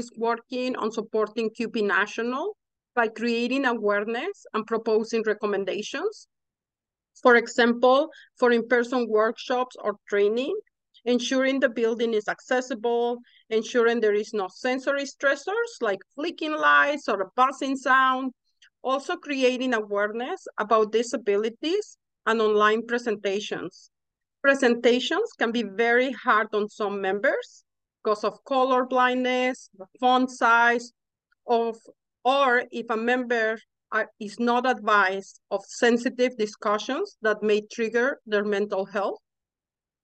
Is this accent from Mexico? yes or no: yes; Mexico; English is a second language; moved away as an adult; now in Canada; so I'm originally from Mexico, as you can hear